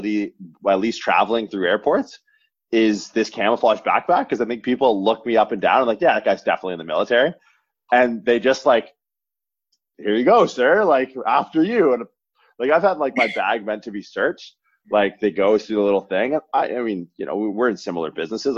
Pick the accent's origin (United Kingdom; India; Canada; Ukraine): Canada; moved away as an adult; also born or lived in Toronto / Santa Clara, California; I'm from Canada originally.